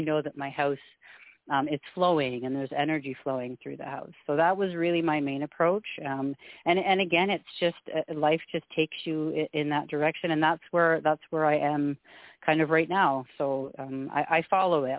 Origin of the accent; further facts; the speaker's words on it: Canada; also born or lived in Alberta; We're we're a Scottish family. I'm I'm first generation Canadian